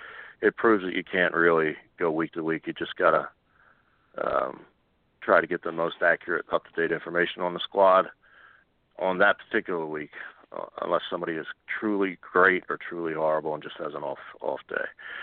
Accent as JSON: {"language": "English", "town": "Philadelphia", "region": "Pennsylvania", "country": "United States", "tie": "born or raised there", "said": "they are in my hometown, Temple"}